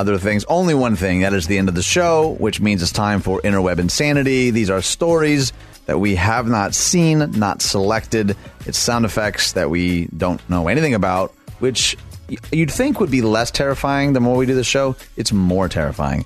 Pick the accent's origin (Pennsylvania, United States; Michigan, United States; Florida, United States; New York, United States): Michigan, United States; Michigan, my home state